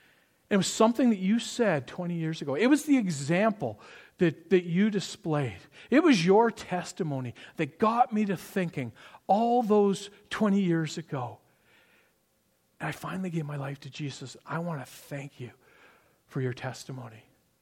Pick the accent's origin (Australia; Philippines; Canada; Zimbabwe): Canada; Toronto, Ontario; But growing up in Toronto in the 80s and the 90s, the … was my favorite Christian rock band.